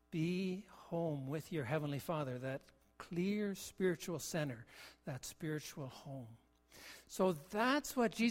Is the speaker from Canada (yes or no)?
yes; Ontario, Canada; also born or lived in Kentville, Nova Scotia / British Columbia; I, I was born in Nova Scotia, in Kentville, so my birthplace, but I've only been back once and that's not home for me. In, in the years of growing up, my father was a pastor, and, and we lived in Ontario in a couple of places, Barrie and Listowel.